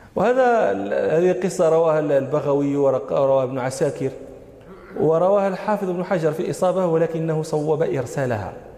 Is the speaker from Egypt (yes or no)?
no; Morocco; عندنا في المغرب